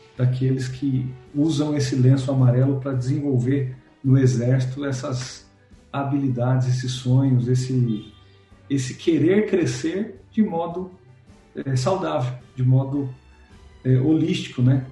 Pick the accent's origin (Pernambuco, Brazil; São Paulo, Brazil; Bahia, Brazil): São Paulo, Brazil; Santo André; Eu sou de Santo André, a gente está aí, a origem aqui em São Paulo, mas é no ABC Paulista